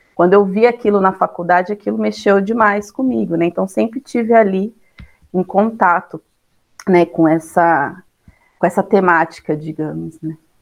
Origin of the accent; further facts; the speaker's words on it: São Bernardo do Campo, São Paulo, Brazil; moved away as an adult; now in Santa Catarina, Brazil; Eu sou nascida aqui, é, quer dizer, lá em São Paulo, né? e morei assim bastante tempo da minha vida, cresci em São Bernardo